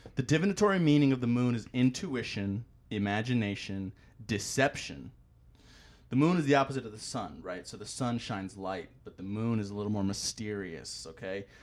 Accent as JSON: {"language": "English", "town": "Tampa", "region": "Florida", "country": "United States", "said": "I'm from Tampa"}